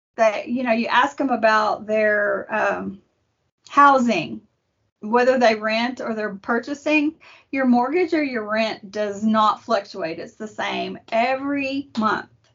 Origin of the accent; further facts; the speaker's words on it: Arlington, Texas, United States; now in Kaufman County, United States; I was raised in Arlington and Tarrant County, so it's close enough to home.